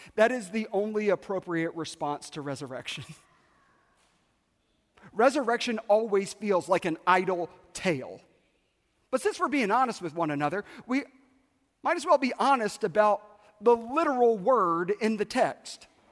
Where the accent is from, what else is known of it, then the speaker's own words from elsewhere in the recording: South Carolina, United States; moved away; I grew up in South Carolina